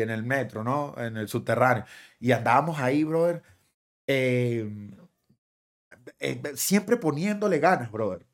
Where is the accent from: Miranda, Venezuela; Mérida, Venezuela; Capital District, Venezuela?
Miranda, Venezuela; Guatire; born or raised there; moved away as an adult; also born or lived in Caracas; now in Miami, United States